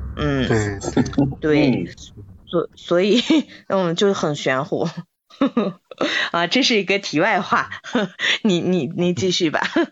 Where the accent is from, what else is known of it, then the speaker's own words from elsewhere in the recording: Inner Mongolia, China; 我们内蒙人